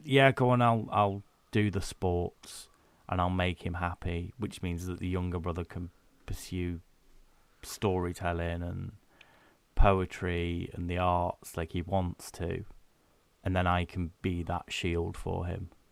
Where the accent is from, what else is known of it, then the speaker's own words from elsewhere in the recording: United Kingdom; But we're British